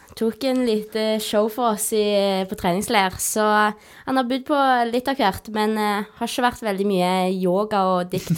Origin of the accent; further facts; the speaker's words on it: Rennesøy, Rogaland, Norway; jeg er da født og oppvokst på Roaldsøy